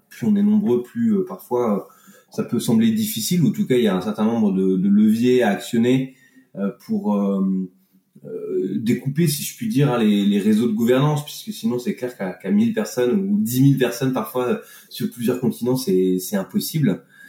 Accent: Annecy, Auvergne-Rhône-Alpes, France; moved away as an adult; also born or lived in Grenoble region; now in Grenoble, France; je suis originaire d'Annecy, des montagnes

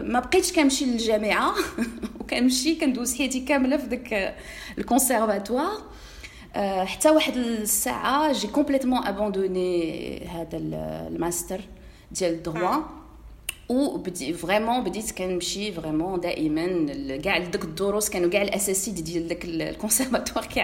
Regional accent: Meknes, Fès-Meknès, Morocco; انا من مكناس

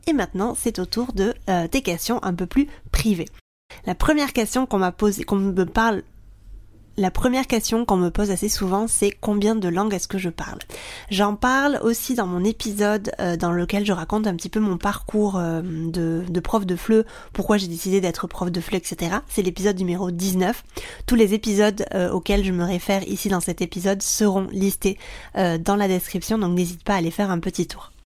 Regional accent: France; moved away as an adult; also born or lived in Japan; now in Barcelona, Spain

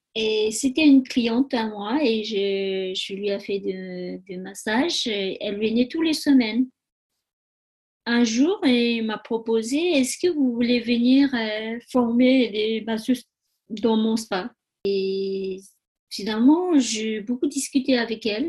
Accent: Tibet, China; French is a second language; moved away as an adult; also born or lived in Nepal / India; now in France; je suis née au Tibet j'ai grandi au Tibet, j'ai fait les études au Tibet.

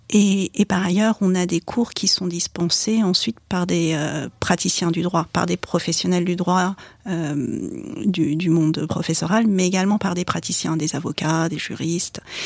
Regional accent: France; Je suis née en France d'origine chinoise, mes parents sont arrivés en France à la fin des années 60. Euh, donc j'ai grandi dans un environnement biculturel

